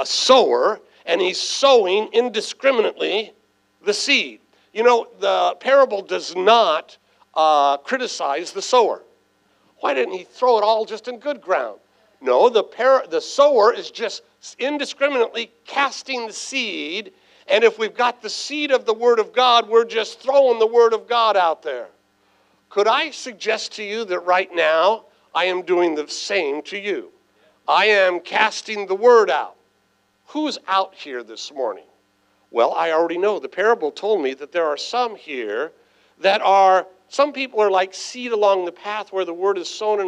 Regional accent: San Diego, California, United States; I was raised right here in San Diego

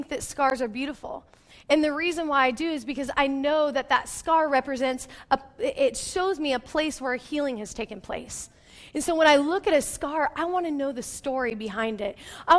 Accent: Yelm, Washington, United States; I grew up in Yelm, which none of you probably know where that's at. And it's a small town.

